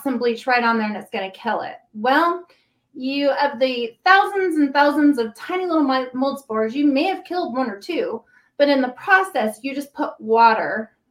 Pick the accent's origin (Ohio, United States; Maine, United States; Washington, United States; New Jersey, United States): Washington, United States; Puyallup; I grew up in Puyallup, so just down south.